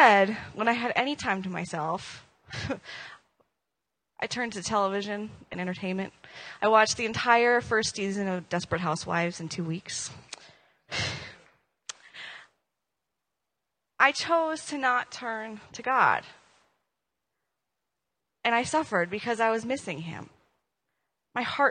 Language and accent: English; Minnesota, United States; moved away; I'm from Minnesota